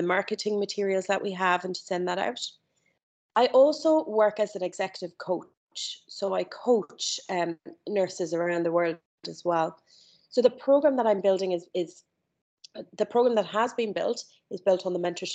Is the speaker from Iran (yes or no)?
no; Ireland; moved away as an adult; also born or lived in London; I grew up in Ireland, grew up in a very small town